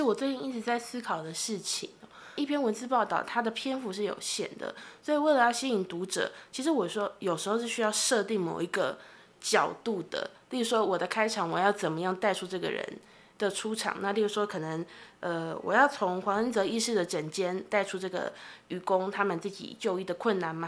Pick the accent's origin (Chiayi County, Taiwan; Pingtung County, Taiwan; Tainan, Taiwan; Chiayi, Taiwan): Tainan, Taiwan; now in Taipei, Taiwan; 我也是台南人，然后我现在在台北工作